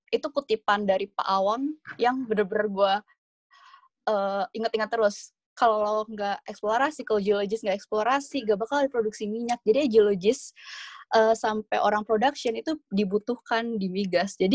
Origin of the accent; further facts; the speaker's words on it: Indonesia; Kalau gue sih uh, nambahinnya dari sini Indonesia sendiri, gue dari Indonesia sendiri ini kan